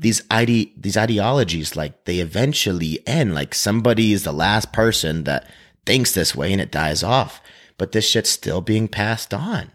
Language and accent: English; Maine, United States; moved away as an adult; now in Utah, United States; I come from Maine, and, like, it's very rural